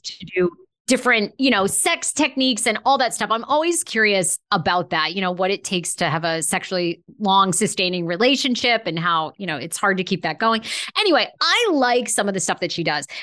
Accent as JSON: {"language": "English", "region": "Maine", "country": "United States", "tie": "born or raised there", "moved": "yes", "said": "I grew up in Maine"}